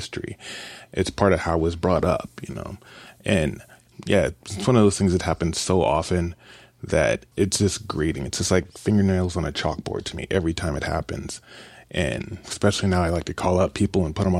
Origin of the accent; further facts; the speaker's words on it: Kansas City, United States; now in Columbia, United States; I grew up in Kansas City